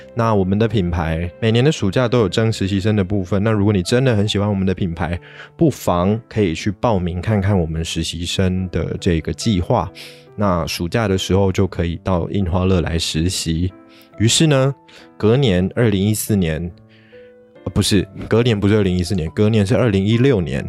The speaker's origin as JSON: {"language": "Chinese", "country": "Taiwan", "tie": "born or raised there", "said": "我的父亲是韩国华侨，我的母亲是道地的台湾人"}